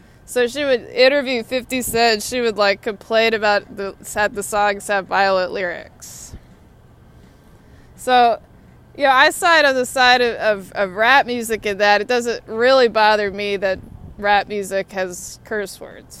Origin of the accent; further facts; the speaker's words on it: Austin, Texas, United States; now in Washington, United States; Austin, Texas, my hometown